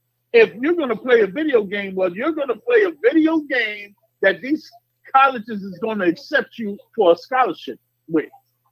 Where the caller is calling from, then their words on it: New York, United States; I'm calling from Boogie Down, Y.O.